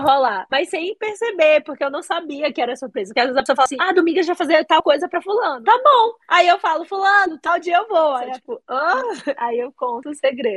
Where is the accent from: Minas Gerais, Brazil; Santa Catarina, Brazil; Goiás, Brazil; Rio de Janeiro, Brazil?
Goiás, Brazil; Paraíso de Goiás; also born or lived in Bahia; eu cresci a vida toda numa cidade é, que fica no entorno do Distrito Federal, em Paraíso de Goiás. Eu nasci na Bahia